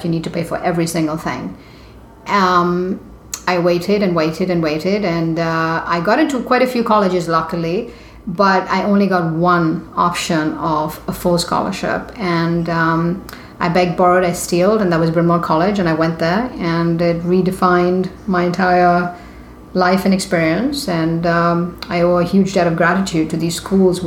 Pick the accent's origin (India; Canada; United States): India; moved away; I grew up in India in the 70s